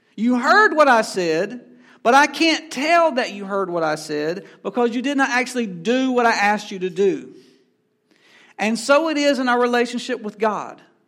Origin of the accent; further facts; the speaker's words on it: Asheboro, North Carolina, United States; I come from Ashboro, North Carolina, home of the N C Zoo